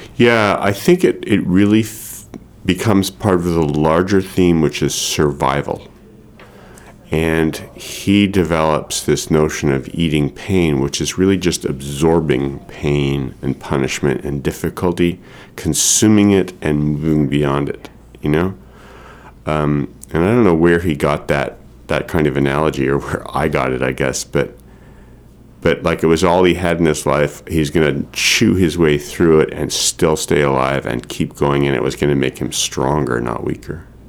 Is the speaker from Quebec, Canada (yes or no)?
yes; Montreal, Quebec, Canada; now in Maine, United States; my family are Montrealers. I grew up in Montreal